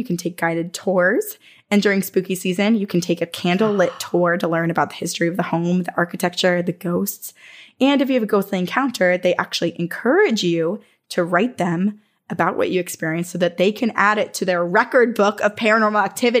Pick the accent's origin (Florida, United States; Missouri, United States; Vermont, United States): Vermont, United States; moved away; I'm from Vermont.